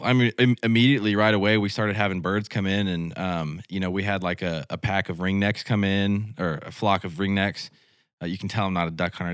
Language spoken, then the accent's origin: English; the Ozarks, United States; growing up in the Ozarks